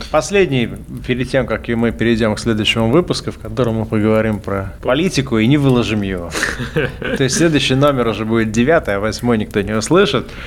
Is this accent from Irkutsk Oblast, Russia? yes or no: no; Magnitogorsk, Chelyabinsk Oblast, Russia; moved away as an adult; now in Vilnius, Lithuania; я приехал в Вильнюс из Магнитогорска.